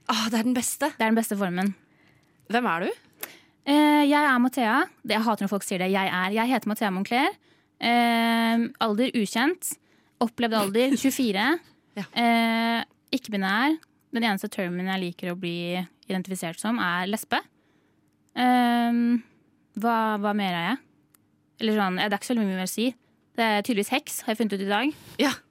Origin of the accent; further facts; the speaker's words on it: Sande, Vestfold, Norway; er fra Sande i Vestfold. Jeg er fra Vestfold.